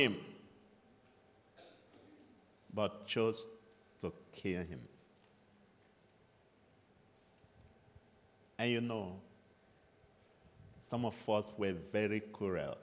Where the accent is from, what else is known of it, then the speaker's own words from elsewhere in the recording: Nigeria; moved away; You know I'm from Nigeria, so. And by now you should be used to my accent.